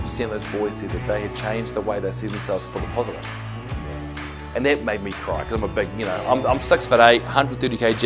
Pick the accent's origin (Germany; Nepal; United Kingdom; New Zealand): New Zealand; Christchurch, Canterbury; I'm born and bred from Christchurch, Otatahi. Grew up in Hornby